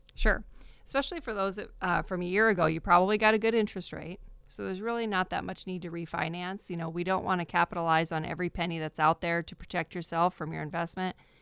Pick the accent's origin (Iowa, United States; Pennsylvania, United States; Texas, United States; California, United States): Iowa, United States; moved away as an adult; also born or lived in Arizona; now in Fresno, United States; from Arizona, but we're from Iowa originally